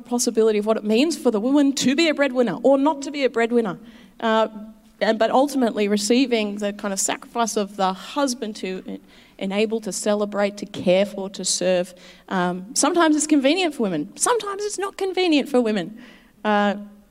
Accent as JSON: {"language": "English", "town": "Sydney", "region": "New South Wales", "country": "Australia", "tie": "born or raised there", "moved": "as an adult", "lives_now": "Melbourne, Australia", "said": "I grew up in Sydney. I came to Melbourne 6 years ago for a job here at City on a Hill"}